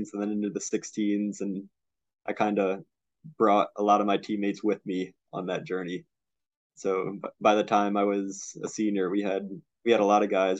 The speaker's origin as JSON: {"language": "English", "town": "Middletown", "region": "Connecticut", "country": "United States", "tie": "born or raised there", "said": "I'm from Middletown, Connecticut. Went to Middletown High School"}